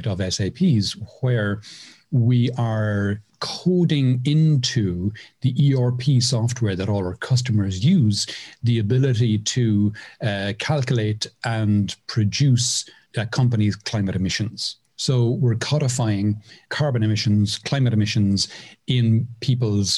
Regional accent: Cork, Munster, Ireland; moved away as an adult; now in Mairena del Aljarafe, Spain; I'm from Cork in Ireland. I moved to Spain in 2008

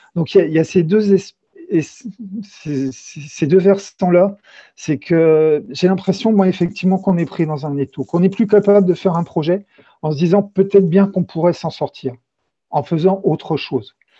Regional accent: Châlons-en-Champagne, Grand Est, France; also born or lived in Brittany; now in Carhaix, France; je viens plutôt de l'Est de la France. Je suis, je suis né à Châlons-en-Champagne

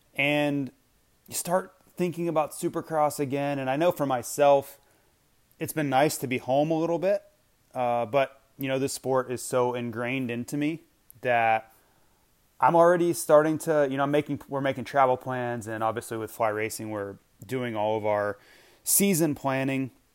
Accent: Gainesville, Florida, United States; moved away; mini Olympics are held in my hometown. So I, when I was still living there

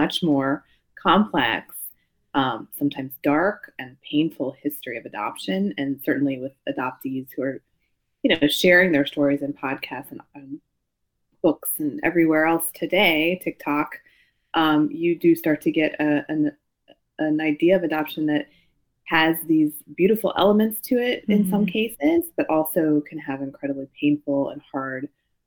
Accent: United States; I'm Japanese American

